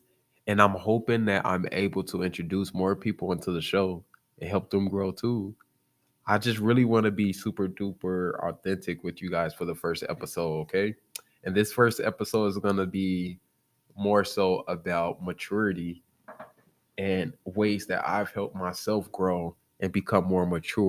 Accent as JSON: {"language": "English", "town": "Chicago", "region": "Illinois", "country": "United States", "said": "I'm from Chicago, Illinois, the south side of Chicago. I don't sound like it."}